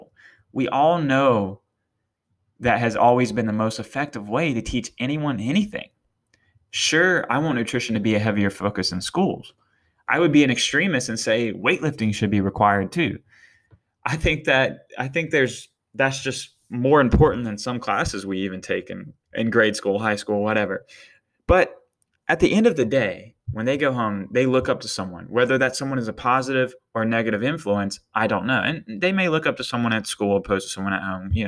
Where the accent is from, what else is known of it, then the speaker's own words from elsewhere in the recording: Eastern North Carolina, United States; moved away; I'm from Eastern North Carolina, and let me tell you, it's not the healthiest area. I love it to death, and I will be back there one day